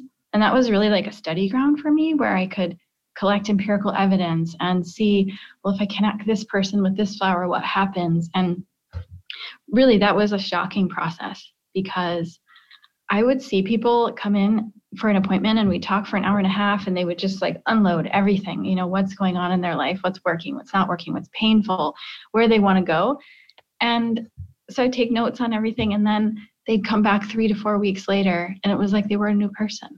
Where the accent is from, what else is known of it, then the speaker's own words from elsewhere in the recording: Midwest, United States; I grew up in the Midwest